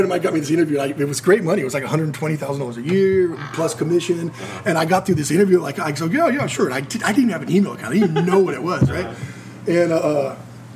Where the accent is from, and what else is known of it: Simi Valley, California, United States; born or raised there; moved away